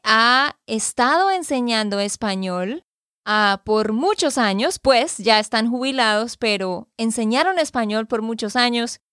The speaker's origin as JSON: {"language": "Spanish", "region": "Santander", "country": "Colombia", "said": "de Santander, Colombia"}